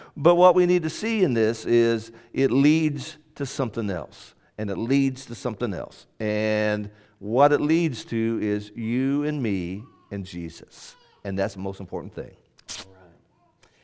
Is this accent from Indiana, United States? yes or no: yes; Indianapolis, Indiana, United States; That's where I was born. I was born in Indianapolis